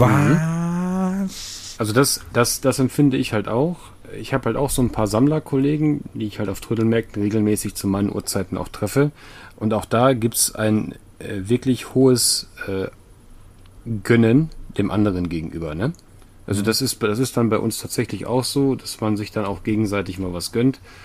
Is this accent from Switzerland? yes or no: no; Sweden; moved away; ich komme ja aus Schweden